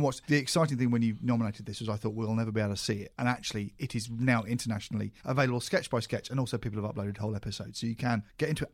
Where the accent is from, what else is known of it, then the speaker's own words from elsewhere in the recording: United Kingdom; as a British person